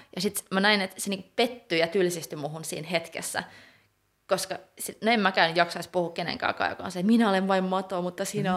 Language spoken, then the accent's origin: Finnish; Finland; first language Swedish (co-native with Finnish); also born or lived in Gothenburg, Sweden; mä oon taiteilija Suomesta, mutta mä oon suomenruotsalainen, mä osaan ruotsia